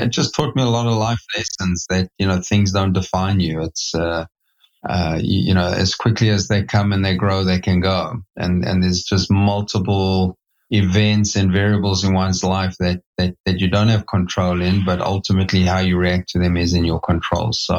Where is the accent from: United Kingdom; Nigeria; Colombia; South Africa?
South Africa; moved away as an adult; now in United States; I'm born and raised in South Africa